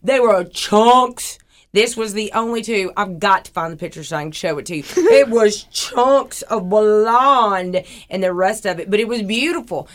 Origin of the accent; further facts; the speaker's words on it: Huntsville, Alabama, United States; I grew up in Huntsville